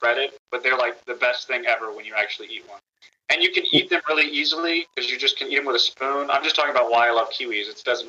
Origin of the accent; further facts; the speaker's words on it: the South, United States; I'm from the South